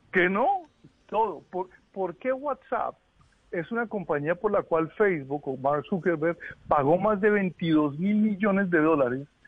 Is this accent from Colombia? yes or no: yes; Boyacá, Colombia; now in Washington, United States; yo crecí en Boyacá